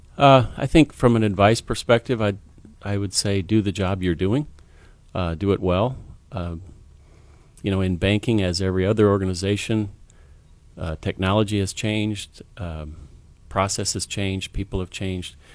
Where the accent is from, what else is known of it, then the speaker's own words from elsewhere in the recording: Waterloo, Iowa, United States; I grew up in Waterloo, Iowa, a seventh in a family of ten